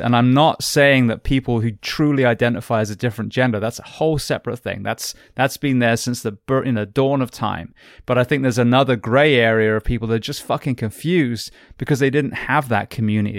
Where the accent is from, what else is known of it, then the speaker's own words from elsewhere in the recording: England, United Kingdom; now in United States; as an Englishman